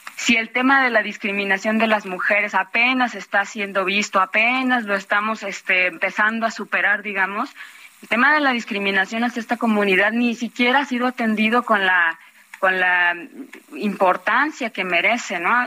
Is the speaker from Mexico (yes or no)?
yes; Mexico; todas y todos como mexicanos